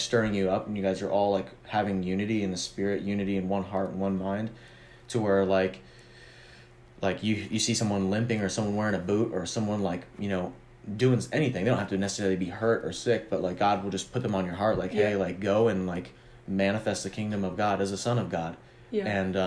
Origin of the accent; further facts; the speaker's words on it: Omaha, Nebraska, United States; also born or lived in Texas; I was born in Omaha